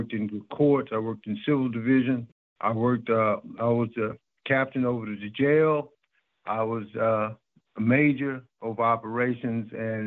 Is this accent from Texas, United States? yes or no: yes; Texas, United States; now in North Carolina, United States; I'm from Texas